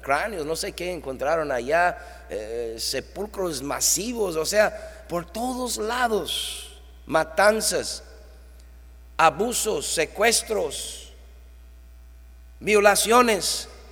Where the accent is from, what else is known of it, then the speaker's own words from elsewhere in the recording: New York, United States; now in Tijuana, Mexico; ahí en Nueva York, mi tierra natal